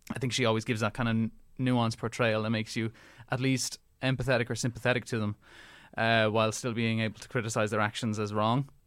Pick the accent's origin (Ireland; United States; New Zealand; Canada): Ireland; Being Irish